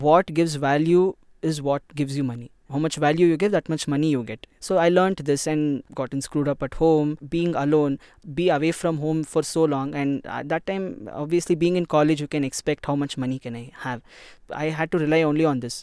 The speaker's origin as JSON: {"language": "English", "country": "India", "tie": "born or raised there", "said": "I'm an Indian and I've born, brought up here"}